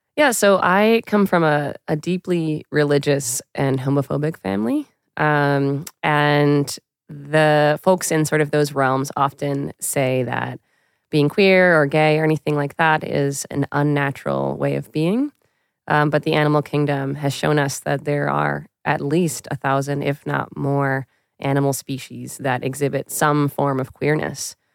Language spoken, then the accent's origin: English; New York City, New York, United States; I grew up in Queens, New York